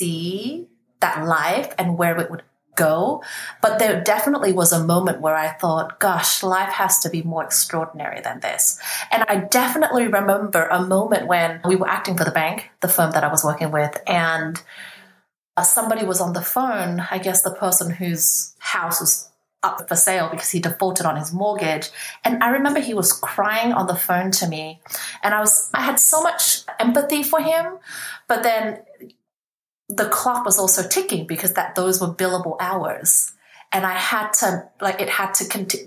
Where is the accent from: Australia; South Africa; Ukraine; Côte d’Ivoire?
Australia; also born or lived in Vietnam / Hong Kong; I was 8 at the time, and then I grew up in Australia.